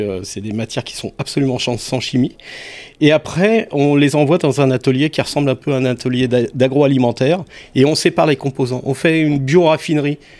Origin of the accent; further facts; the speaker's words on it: Savoy, Auvergne-Rhône-Alpes, France; je suis savoyard